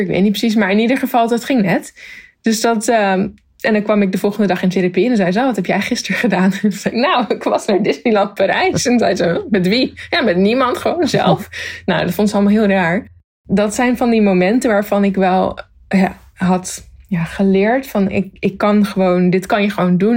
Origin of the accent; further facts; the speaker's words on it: Zoetermeer, South Holland, Netherlands; moved away as an adult; also born or lived in Leidschendam / The Hague; now in Tokyo, Japan; ik ben dus geboren in Leidsendam, maar dat was omdat ze in Zoetermeer nog geen ziekenhuis hadden. Want daar eh, ben ik opgegroeid